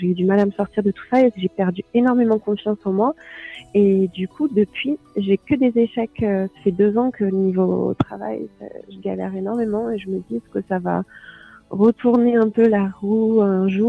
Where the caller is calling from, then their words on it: Troyes, Grand Est, France; also born or lived in Paris; je suis de Troyes.